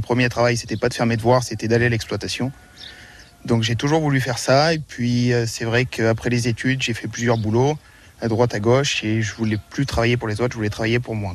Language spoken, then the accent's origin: French; Châteauguay, Auvergne-Rhône-Alpes, France; Moi, à l'origine, je suis de Châteauguay. J'habitais à côté d'une exploitation agricole